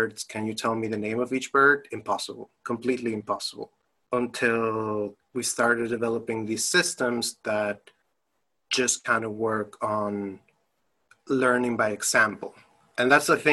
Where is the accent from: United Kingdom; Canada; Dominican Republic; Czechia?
Dominican Republic; also born or lived in United States / Germany; now in Bloomington, United States; I'm originally from the Dominican Republic, but I lived in the US, I lived in Germany, and right now I'm calling from beautiful, sunny Bloomington, Indiana.